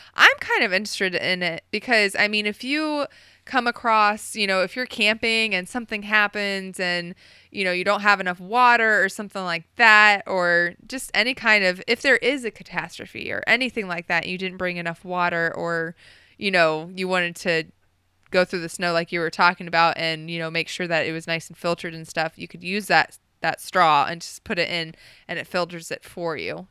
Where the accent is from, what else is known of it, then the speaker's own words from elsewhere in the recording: Ohio, United States; also born or lived in Oklahoma / Texas; just growing up and living in Ohio, well, I was born in Oklahoma, but, you know, most of my life living in Ohio